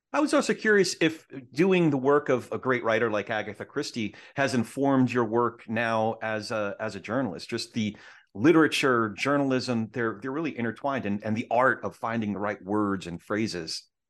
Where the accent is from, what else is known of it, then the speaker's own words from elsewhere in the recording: New York City, New York, United States; I grew up in the New York theater scene